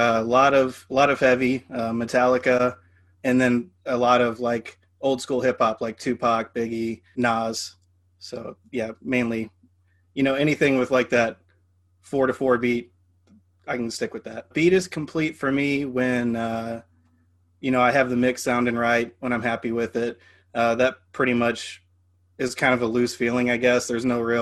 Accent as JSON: {"language": "English", "town": "Louisville", "region": "Kentucky", "country": "United States", "moved": "yes", "lives_now": "St. Louis, United States", "said": "I am based out of St. Louis, and I'm originally from Louisville, Kentucky."}